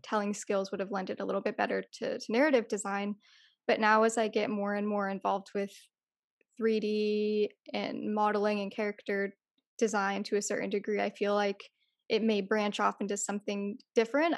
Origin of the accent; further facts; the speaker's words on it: California, United States; I'm Californian